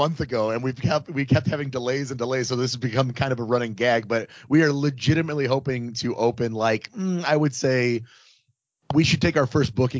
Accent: La Porte, Indiana, United States; my hometown of LaPorte, Indiana.

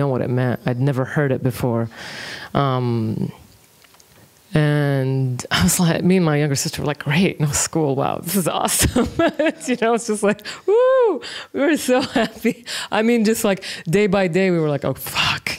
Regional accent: Kuwait; also born or lived in Dakar, Senegal; I was born in Senegal, I was born in Dakar. Mm-hmm. So 83 is when we went to Kuwait.

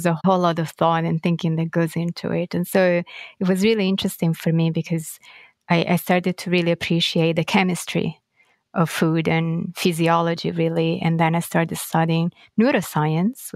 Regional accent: Florence, Tuscany, Italy; now in New York, United States; I was born and raised in Florence in Italy

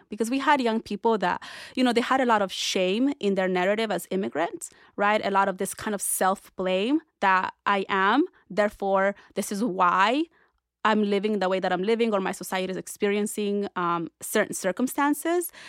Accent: Orange County, California, United States; also born or lived in Berkeley; growing up in Orange County as, you know, at that point, an undocumented immigrant

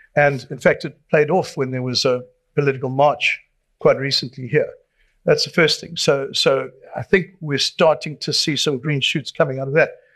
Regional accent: Durban, KwaZulu-Natal, South Africa; I've been born and raised in Durban, I'm not leaving here either

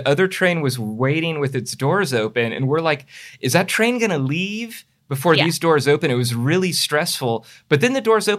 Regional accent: San Mateo County, California, United States; I grew up on SamTrans.

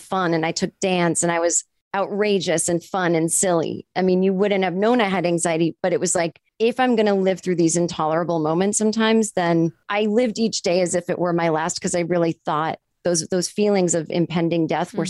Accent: a suburb 25 minutes outside of Boston, Massachusetts, United States; I grew up in Massachusetts in a suburb, uh, like 25 minutes outside of Boston

